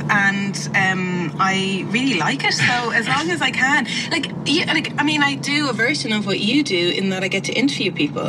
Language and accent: English; Ireland; I'm really Irish